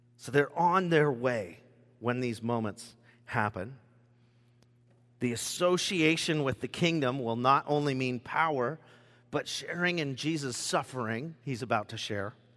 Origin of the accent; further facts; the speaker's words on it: Rochester, Washington, United States; also born or lived in Longview, Washington; at the age of four, I moved to Rochester, Washington, Southwest Olympia, a little area called Gate